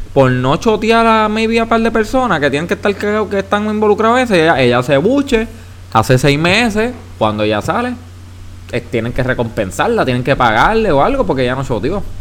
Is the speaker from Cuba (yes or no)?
no; Puerto Rico; Como yo, boricua